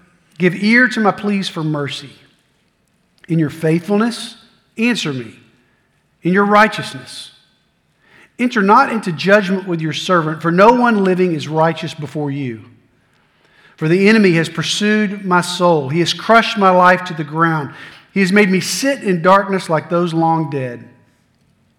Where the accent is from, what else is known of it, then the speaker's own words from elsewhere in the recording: Middle Tennessee, United States; also born or lived in Blue Ridge Mountains, North Carolina; I grew up in Middle Tennessee.